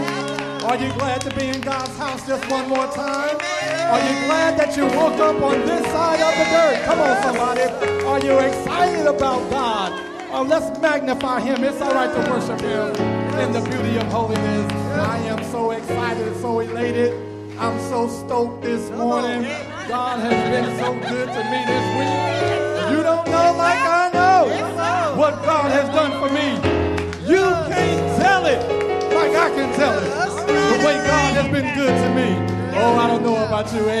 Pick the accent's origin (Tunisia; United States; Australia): United States; Indianapolis, Indiana; moved away; Indianapolis, my hometown.